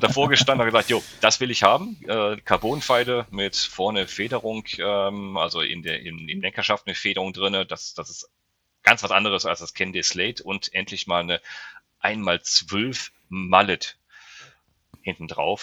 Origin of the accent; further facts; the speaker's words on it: the area between Cologne, Düsseldorf and Solingen, North Rhine-Westphalia, Germany; ich komme ja aus dem, aus dem Bereich hier zwischen Köln-Düsseldorf und Solingen